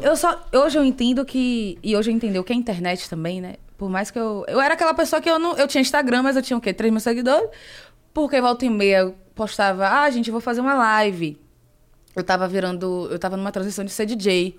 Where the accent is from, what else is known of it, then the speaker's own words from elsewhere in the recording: Salvador, Bahia, Brazil; moved away as an adult; also born or lived in Rio de Janeiro; now in São Paulo, Brazil; eu cresci no bairro periférico em Salvador